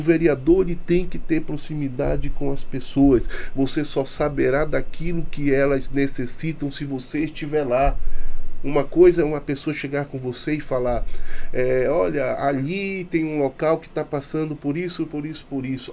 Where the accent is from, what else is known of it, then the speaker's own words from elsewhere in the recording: Manaus, Amazonas, Brazil; Nasci na Rua do Areal, mais conhecida como Boca do Imboca